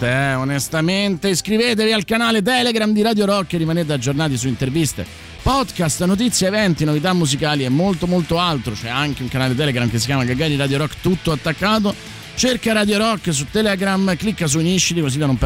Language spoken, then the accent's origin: Italian; Rome, Lazio, Italy; io sono di Monteverde, che da pranzi supplì sono di molto, di molto buoni.